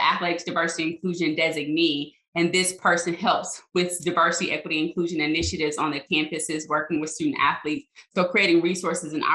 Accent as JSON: {"language": "English", "region": "Arkansas", "country": "United States", "tie": "born or raised there", "also_born_or_lived": "Louisiana", "moved": "as an adult", "said": "I went back to my home state, Arkansas State"}